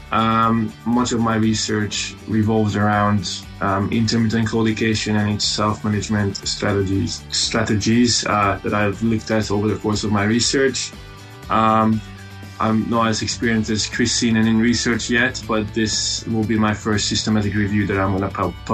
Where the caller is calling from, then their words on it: Scotland, United Kingdom; Uh, I'm also joining from Scotland, as you heard.